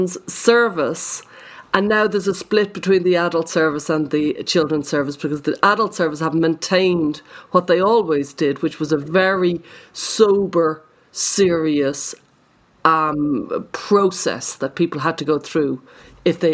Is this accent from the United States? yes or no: no; Ireland; as an Irish person